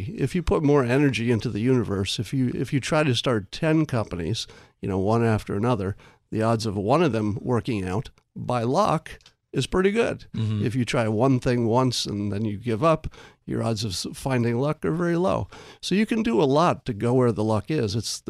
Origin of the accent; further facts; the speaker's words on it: New York, United States; One is I grew up in New York, mm-hmm. upstate, but it's close enough to get sort of the New York sensibility.